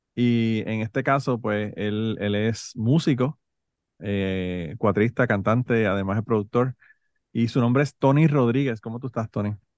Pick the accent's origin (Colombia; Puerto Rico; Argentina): Puerto Rico; Utuado; also born or lived in San Juan, Puerto Rico; now in United States; yo nací en el Hospital de Maestro de San Juan, pero yo soy de Utuado 100%